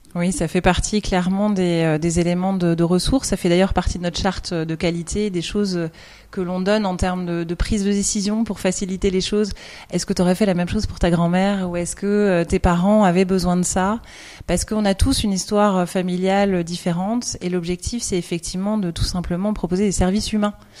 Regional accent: France; accent: French; now in Belgium; j'ai un, un, bagage à mon accent français

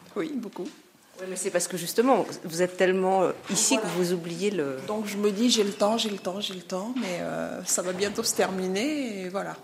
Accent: Senegal; also born or lived in Lisieux, France; now in France; je suis originaire du Sénégal, mais j'habite ici depuis très longtemps.

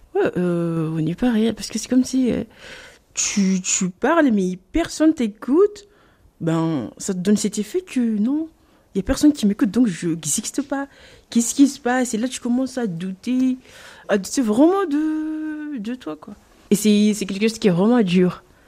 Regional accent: Mayotte; moved away; Je suis née Mayotte, j'ai grandi à Mayotte

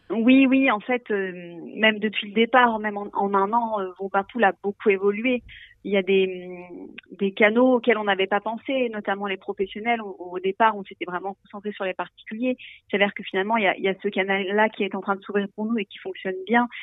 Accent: Ain, Dombes, Auvergne-Rhône-Alpes, France; On est originaire de l'Inde, de la Dombe nous, mêmes

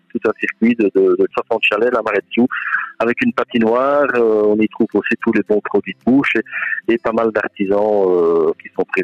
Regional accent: Belgium; il y a une belle évolution chez nous en Wallonie et en Flandre, euh, en Belgique

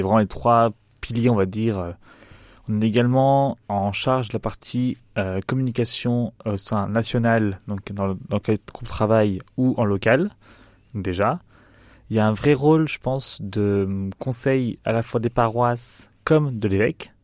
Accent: Nice, Provence-Alpes-Côte d'Azur, France; moved away as an adult; also born or lived in Paris; now in Châlons-en-Champagne, France; J'ai grandi à Nice

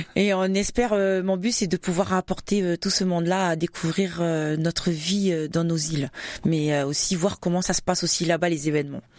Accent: New Caledonia; moved away as an adult; also born or lived in Wallis and Futuna / Champagne, France; now in France; je suis née en Nouvelle-Calédonie et d'origine Wallis et Futuna

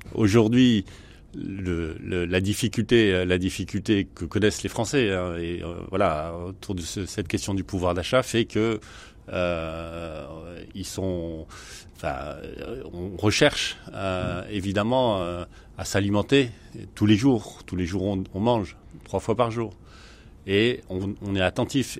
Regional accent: France; chez nous en France

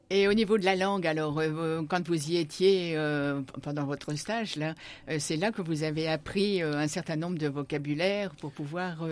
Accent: France; à nous, Français

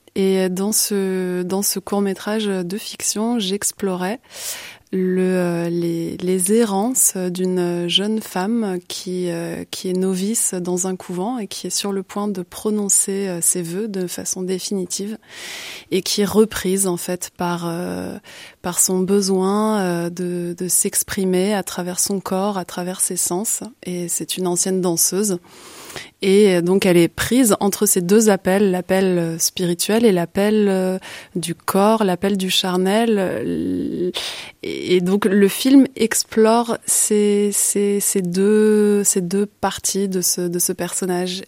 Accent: Paris, Île-de-France, France; moved away as an adult; now in Brussels, Belgium; je suis originaire euh, de Paris mais je suis bruxelloise d'adoption depuis presque 15 ans maintenant

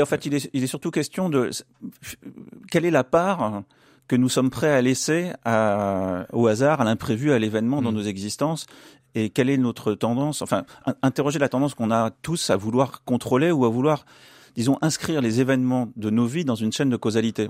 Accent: France; ici chez nous en France

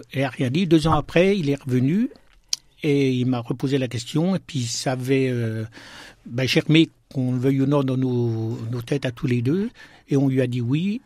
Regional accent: Besançon, Bourgogne-Franche-Comté, France; also born or lived in Plombières-lès-Dijon, Burgundy; moi je suis né en Bourgogne, mais euh, j'ai toujours vécu en Franche-Comté et à Besançon

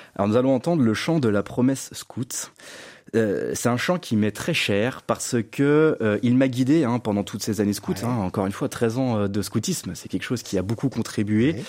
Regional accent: Lyon, Auvergne-Rhône-Alpes, France; je suis né à Lyon, je suis le dernier d'une fratrie de six enfants.

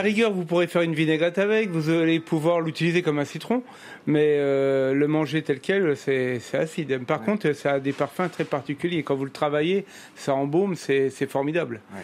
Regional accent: Nancy, Grand Est, France; now in Metz, France; Je suis d'origine de Nancy

